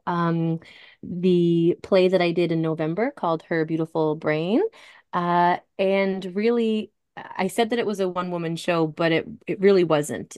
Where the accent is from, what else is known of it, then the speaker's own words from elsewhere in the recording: Halifax, Nova Scotia, Canada; also born or lived in Alberta / Yellowknife; I'd moved back to Halifax.